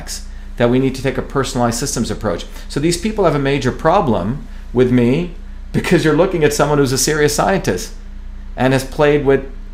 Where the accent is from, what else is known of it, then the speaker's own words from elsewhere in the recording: India; moved away; I grew up in India